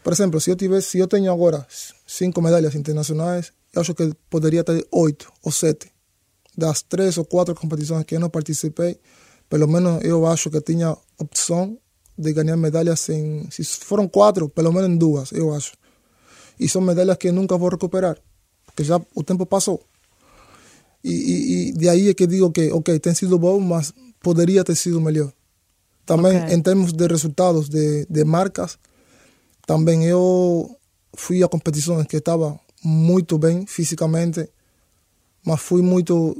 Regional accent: Santiago de Cuba, Cuba; Portuguese is a second language; moved away as an adult; also born or lived in Havana, Cuba / Sweden; now in Portugal; A minha família está em Santiago, eu não sou daqui da Havana.

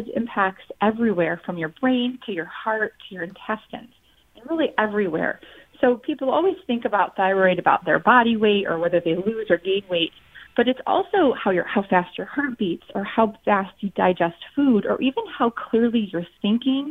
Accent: Syracuse, New York, United States; also born or lived in Boston, Massachusetts; I am originally from Syracuse, New York, and I've lived in the upstate New York area for my entire, you know, career in life, except for those few years in Boston, Massachusetts

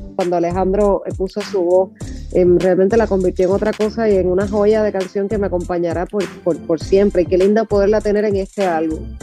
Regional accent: Puerto Rico; Puerto Rico, que es mi, obviamente que, es mi tierra y que, es mi cuna

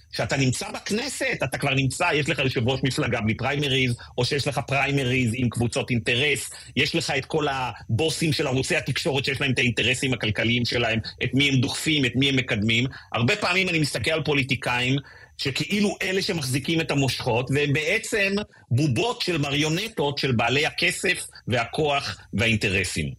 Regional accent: Israel; אני הרגשתי שהזהות שלי כישראלי הפכה להיות הרבה, הרבה יותר משמעותית לי

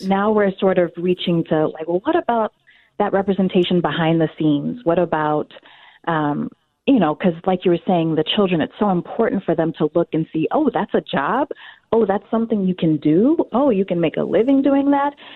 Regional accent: North Carolina, United States; also born or lived in Washington, D.C. / Chicago; now in Twin Cities, United States; I was born in North Carolina uh, many, many years ago

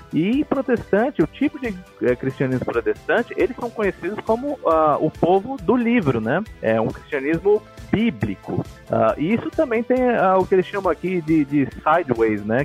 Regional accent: Brazil; now in United States; a gente é brasileiro

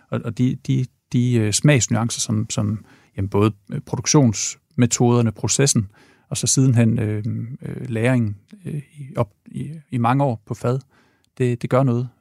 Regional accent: Ringkøbing, Central Denmark Region, Denmark; also born or lived in Aarhus / Odense; now in Copenhagen, Denmark; jeg er vokset op i Ringkøbing i Vestjylland

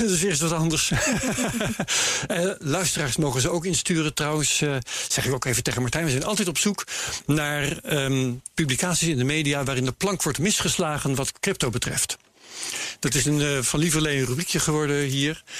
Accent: Veenkoloniën, Groningen, Netherlands; Ik ben opgegroeid in de Veenkoloniën

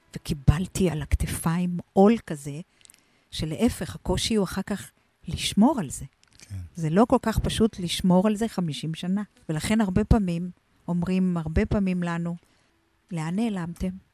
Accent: Israel; also born or lived in Argentina; חזרנו הביתה לקיבוץ, אני בת קיבוץ שרמקים

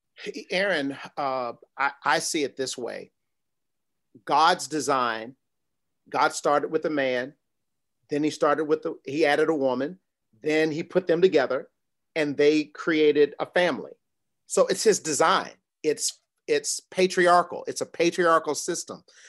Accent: New York City, New York, United States; I was born in Brooklyn, New York, grew up, uh, in a traditional, uh, nuclear family

